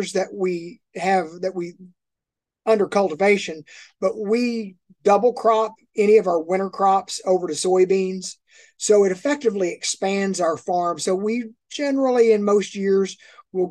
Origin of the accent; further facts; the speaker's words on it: Miami, Oklahoma, United States; We're at a junior college here in my hometown